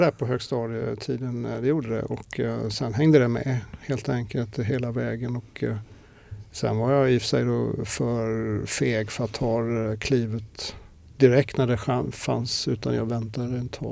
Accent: Småland, Sweden; Ja, ja alltså eh, Imre Lönnebergaland.

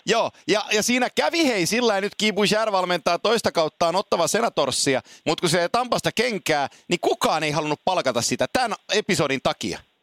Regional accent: Oulu, North Ostrobothnia, Finland; Mä oon syntynyt Oulussa, kun isäni meni kärppiin Tampereelta

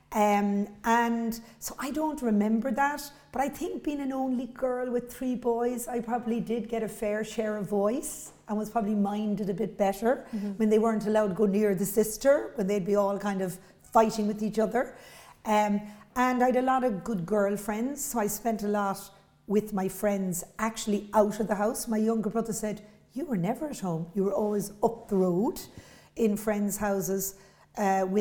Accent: Cork, Munster, Ireland; I grew up in Beaumont or Blackrock, so four kids, only girl

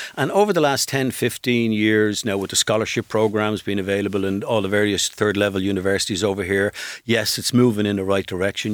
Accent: Dublin, Leinster, Ireland; I grew up together in Cooley Road in Drummond

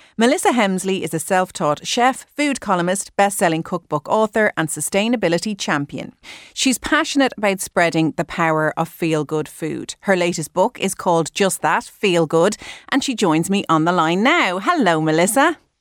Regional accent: Ireland; we're Irish

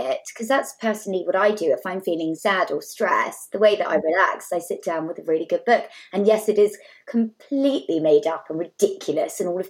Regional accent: South Devon, South West England, United Kingdom; I grew up in South Devon

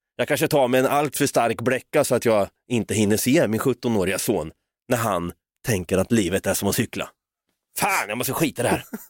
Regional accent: Norrköping, Östergötland, Sweden; accent: östgötska; vi är från Norrköping

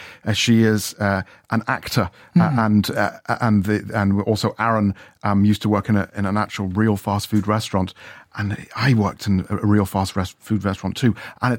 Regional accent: Scotland, United Kingdom; And, you know, growing up in Scotland, you're not allowed to stare.

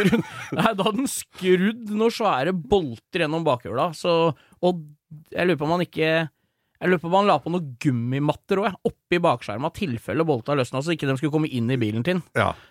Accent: Rælingen, Akershus, Norway; Jeg er jo en uh, eh, 41 år gammel uh, kar fra Rælingen

